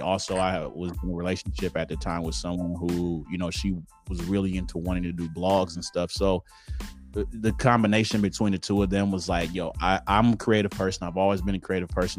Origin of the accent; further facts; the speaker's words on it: Detroit, Michigan, United States; accent: Detroit; So I'm from Detroit uh, Detroit, Michigan. Um, pretty much born, yeah, born and raised.